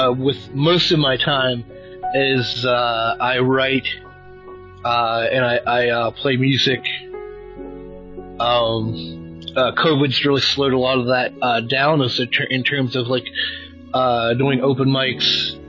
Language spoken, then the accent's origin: English; West Virginia, United States; also born or lived in Wheeling, West Virginia; I am from West Virginia. Wheeling, West Virginia is where I live currently, but I grew up in a small town of like 1,100 people, probably an hour from where I'm living now.